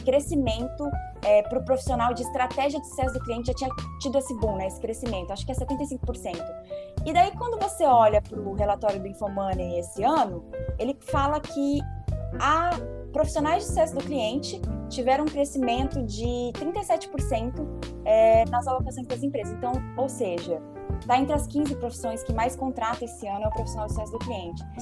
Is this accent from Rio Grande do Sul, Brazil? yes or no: no; Foz do Iguaçu, Paraná, Brazil; also born or lived in Poland / Rio de Janeiro; Eu sou de Foz do Iguaçu, né, natural do Paraná